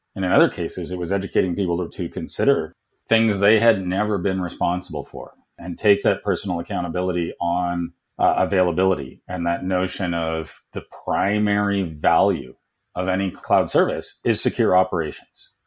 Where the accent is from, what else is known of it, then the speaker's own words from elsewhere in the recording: Canada; moved away; also born or lived in United States / South Africa; growing up in Canada